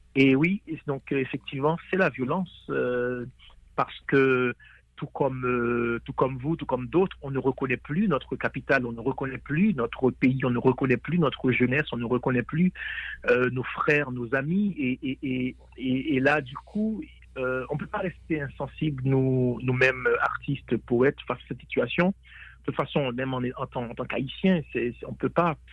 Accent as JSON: {"language": "French", "town": "Port-au-Prince", "region": "Ouest", "country": "Haiti", "tie": "born or raised there", "said": "Port-au-Prince pour moi, qui est ma ville natale également."}